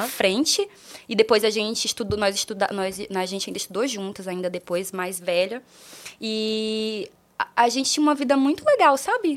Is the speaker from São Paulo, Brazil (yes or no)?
no; Rio Branco, Acre, Brazil; moved away; eu nasci em Rio Branco, mas eu nasci no interior é, de Rio Branco